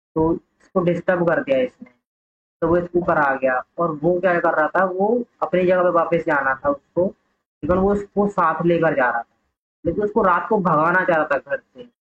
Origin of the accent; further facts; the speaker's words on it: Garhi, India; मेरा गांव है गढ़ी वगैरह करके वहाँ पे एक स्कूल है छोटा